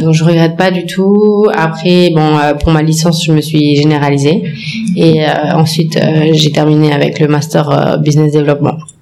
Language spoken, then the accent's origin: French; France; moved away; je suis née en France, j'ai grandi en France